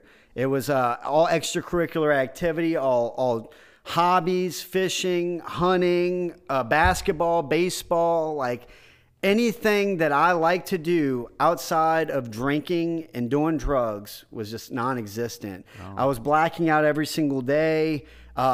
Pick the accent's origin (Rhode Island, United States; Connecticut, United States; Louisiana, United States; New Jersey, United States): Louisiana, United States; Houma; And I ended up going back to Houma, my hometown.